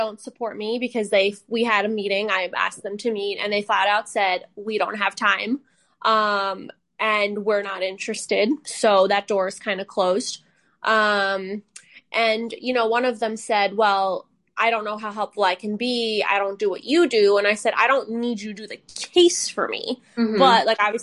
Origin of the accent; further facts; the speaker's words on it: Northeast, United States; moved away; I grew up in the Northeast where people are very in your face.